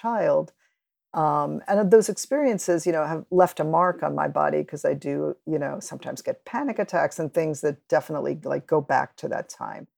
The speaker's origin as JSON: {"language": "English", "region": "New York", "country": "United States", "tie": "born or raised there", "also_born_or_lived": "Cuba", "said": "I grew up in New York with all these different immigrant communities all around me"}